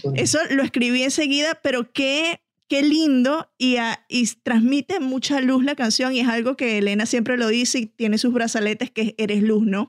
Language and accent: Spanish; Venezuela; yo, que soy venezolano